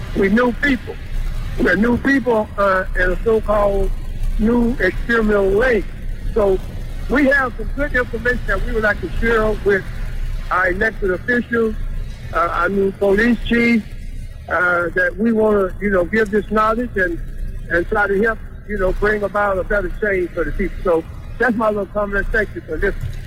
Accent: Dallas, Texas, United States; I, I grew up here in Dallas

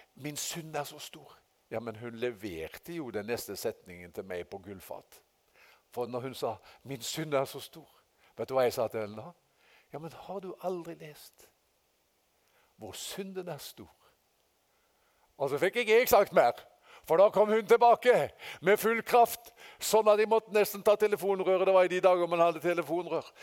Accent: Haugesund, Rogaland, Norway; moved away; fra guttedagen hjemme i Haugesund.

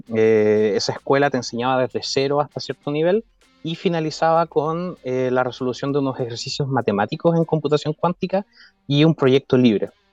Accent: Chiloé, Los Lagos, Chile; moved away as an adult; also born or lived in Santiago, Chile; Yo soy criado de Chile, me considero un chilote adoptado

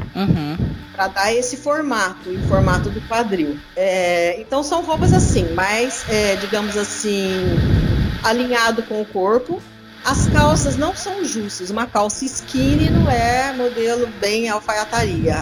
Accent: Minas Gerais, Brazil; moved away as an adult; now in São Paulo, Brazil; de Minas, onde, de onde eu fui criada

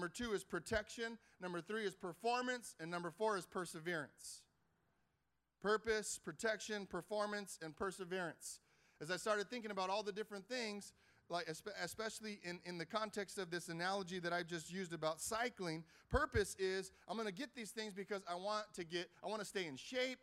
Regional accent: Carson, California, United States; I grew up in Carson, right here down the street.

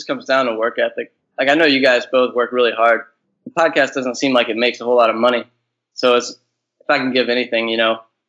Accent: Louisiana, United States; moved away as an adult; now in Goose Creek, United States; right now I'm in South Carolina in Goose Creek, but it's basically Charleston. But I'm from Louisiana

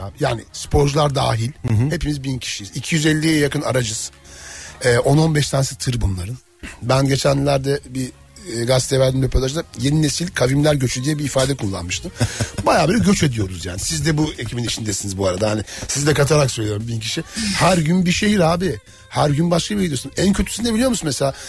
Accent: Black Sea Region, Turkey; Ben de Karadenizliyim

